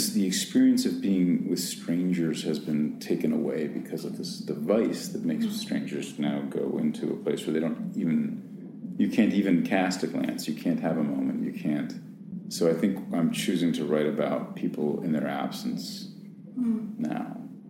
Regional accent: New York City, New York, United States; certainly that I experience of being a New Yorker

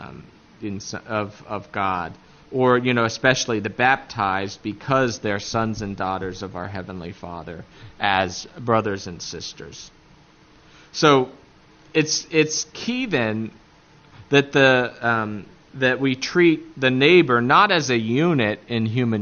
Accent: Appalachia, United States; accent: Appalachian; my Appalachian accent

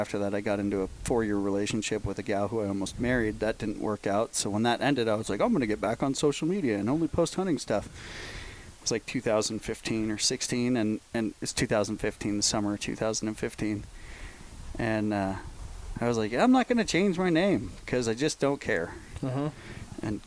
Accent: Marin County, San Francisco Bay Area, California, United States; growing up in Marin County in San Francisco, Bay Area, California

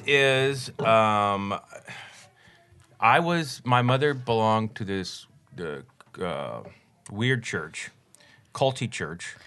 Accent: Denver, Colorado, United States; I grew up in Colorado, Denver, Colorado

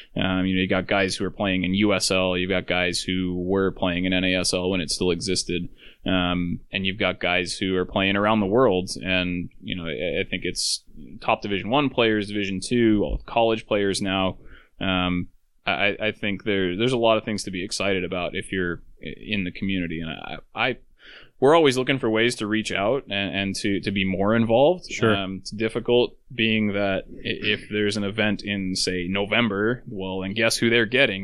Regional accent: Alaska, United States; I'm from Alaska

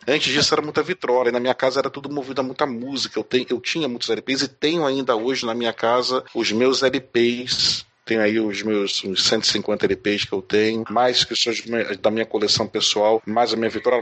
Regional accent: Rio de Janeiro, Brazil; moved away as an adult; now in São Paulo, Brazil; eu morava no Rio de Janeiro, eu sou carioca, mas eu moro hoje em São Paulo

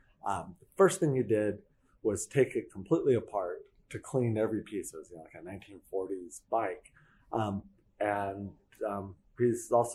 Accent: San Francisco, California, United States; I'm from San Francisco

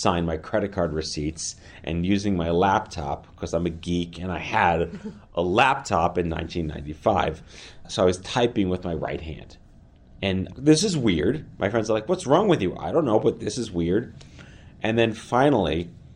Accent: New York City, New York, United States; I grew up in New York City

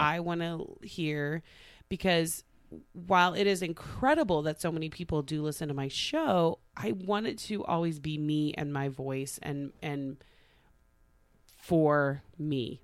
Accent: Tulsa, Oklahoma, United States; moved away; I got hired by Channel Two in Tulsa. My hometown

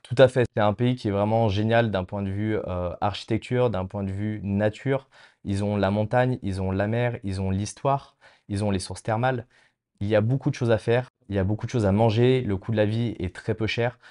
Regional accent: Lyon, Auvergne-Rhône-Alpes, France; moved away as an adult; now in Tallinn, Estonia; je viens de Lyon, d'une région qui est la gastronomie même

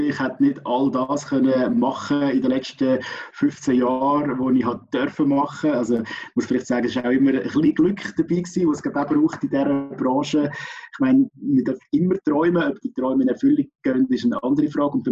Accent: Aargau, Switzerland; Als Aargauer ist das für mich natürlich so das Radio gewesen, das wir immer gelost haben daheim.

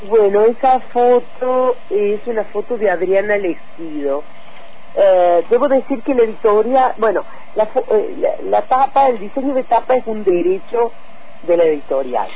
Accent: Oliva, Córdoba, Argentina; born or raised there; moved away; also born or lived in Arroyo Cabral, Córdoba / Sierras Chicas, Córdoba

